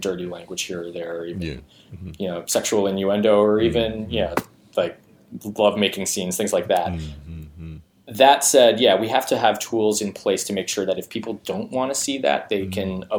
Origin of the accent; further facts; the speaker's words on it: New York, United States; I was surrounded by a lot of Spanish just in general growing up in New York